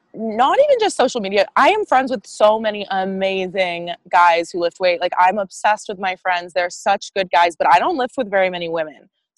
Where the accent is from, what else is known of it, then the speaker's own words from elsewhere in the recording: the South, United States; And growing up in the South, I always heard them rationalize things as like, oh, but she's a girl.